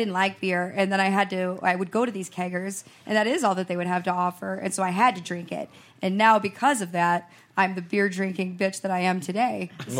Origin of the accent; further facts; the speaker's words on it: Michigan, United States; moved away; I come from Michigan, you know, and I, by all accounts, I am a redneck.